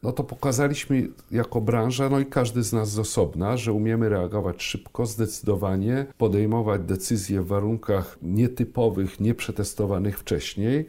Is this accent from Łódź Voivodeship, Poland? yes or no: no; Słupsk, Pomeranian Voivodeship, Poland; moved away as an adult; also born or lived in Szczecinek / Gdańsk; now in Warsaw, Poland; Ja urodziłem się w Szczecinku. Jak e, skończyłem pierwszą klasę, przenieśliśmy się do Słupska.